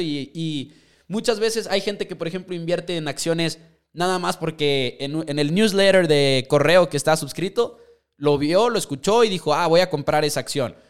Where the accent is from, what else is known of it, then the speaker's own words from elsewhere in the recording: Mexico; nosotros somos de México